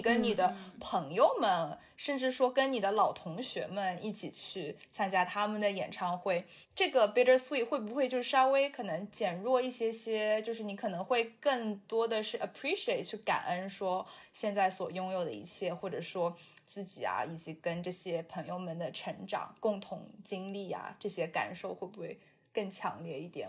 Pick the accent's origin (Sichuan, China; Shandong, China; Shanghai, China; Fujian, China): Shanghai, China; now in New York, United States; 把我带回到我记忆里，童年里的那个上海